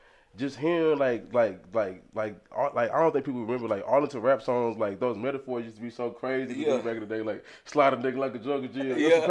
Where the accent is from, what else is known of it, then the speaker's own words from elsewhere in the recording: Arlington, Texas, United States; also born or lived in Baltimore, Maryland; So I was born in Baltimore, Maryland. I stayed there till about 2000. Then when I came to Texas, I came to Arlington first. I was on the east side. I live right across from San Houston, on Limestone, Timberview